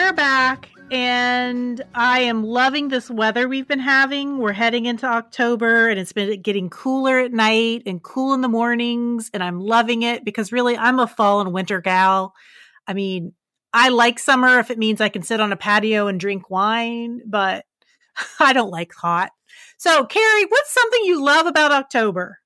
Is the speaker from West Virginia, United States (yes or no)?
yes; West Virginia, United States; my home state